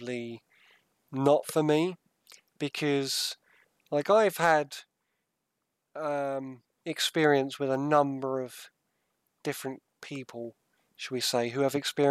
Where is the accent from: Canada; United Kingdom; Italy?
United Kingdom; Southend-on-Sea, East of England; now in Sussex, United Kingdom; I was brought up in Southend